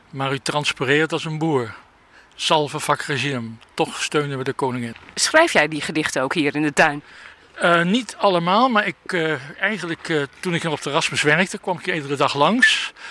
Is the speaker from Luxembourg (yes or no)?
no; Limburg, Netherlands; Die eh, natuurlijk eh, vooral in mijn jeugd in Limburg zich eh, afspelen.